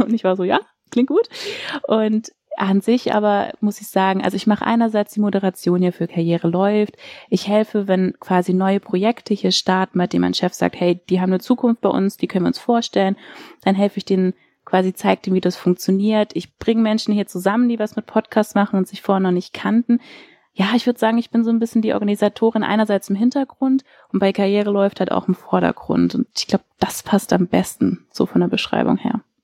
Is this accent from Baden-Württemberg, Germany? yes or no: yes; Sindelfingen, Baden-Württemberg, Germany; also born or lived in Filderstadt; now in Lüneburg, Germany; ich bin eigentlich in Filderstadt geboren, so, aber da waren wir nur kurz fürs Krankenhaus, aber wirklich aufgewachsen bin ich in Sindelfingen